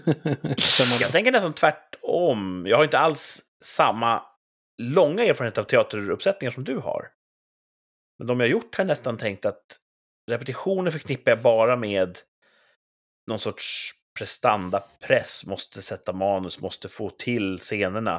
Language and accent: Swedish; Sweden; vi är från Sverige